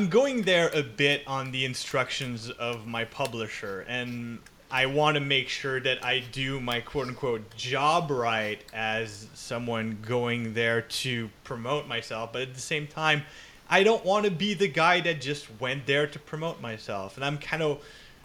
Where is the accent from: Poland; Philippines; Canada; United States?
Canada; I'm French Canadian